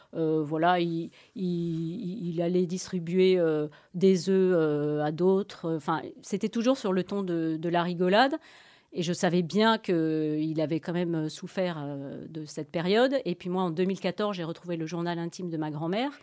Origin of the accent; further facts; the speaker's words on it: France; moved away as an adult; now in Brussels, Belgium; je suis française et j'habite en Belgique depuis plus de 20 ans, donc euh, presque belge